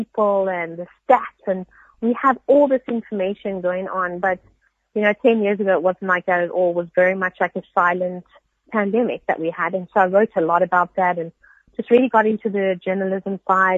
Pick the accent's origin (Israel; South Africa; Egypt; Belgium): South Africa; Cape Town, Western Cape; I grew up in basically in Cape and, in Table View